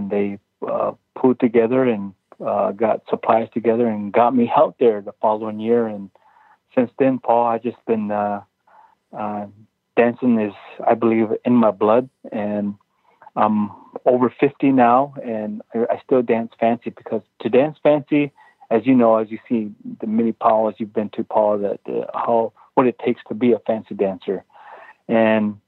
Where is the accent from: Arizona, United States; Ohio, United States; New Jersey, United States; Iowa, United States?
Iowa, United States; Tama; I'm from the Meskwaki Nation, which is in central part of the state of Iowa